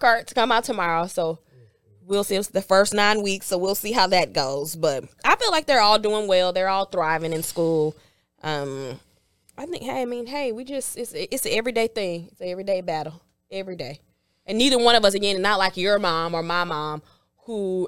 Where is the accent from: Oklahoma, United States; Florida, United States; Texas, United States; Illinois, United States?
Texas, United States; Houston; I am from Houston, but I went to Prairie View.